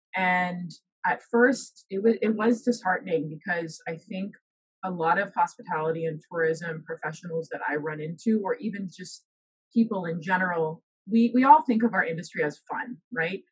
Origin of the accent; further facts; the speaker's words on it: Bahamas; moved away as an adult; also born or lived in Alabama; now in United States; originally I'm from the Bahamas, so that's where I was was raised and lived um, all of my life before coming to the U.S.